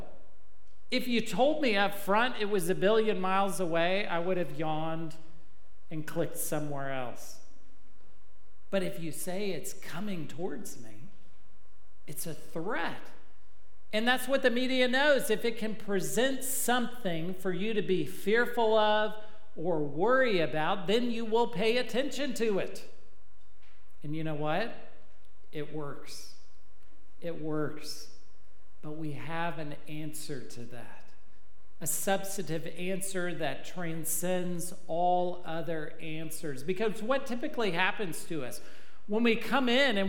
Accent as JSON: {"language": "English", "region": "Texas", "country": "United States", "said": "I'm from Texas"}